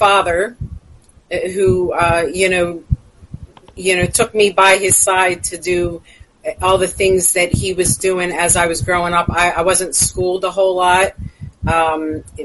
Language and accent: English; Philadelphia, Pennsylvania, United States; I grew up in South Philadelphia, Pennsylvania